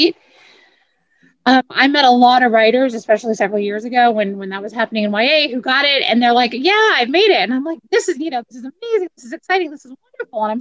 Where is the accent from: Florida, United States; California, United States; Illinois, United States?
California, United States; San Diego; now in Austin, United States; I live in Austin now, but I grew up in San Diego